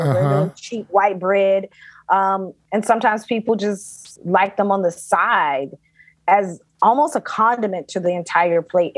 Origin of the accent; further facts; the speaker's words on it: Athens, Georgia, United States; I was born and raised in Athens, Georgia